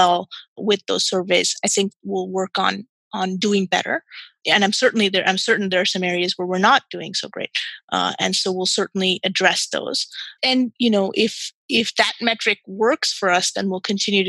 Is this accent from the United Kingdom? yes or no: no; Qatar; I was born and raised in Qatar